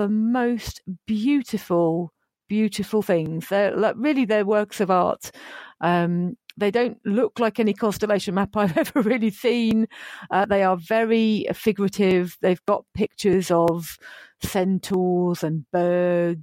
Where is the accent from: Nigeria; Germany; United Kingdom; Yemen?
United Kingdom; Bedford, East of England; Bedford, which is my hometown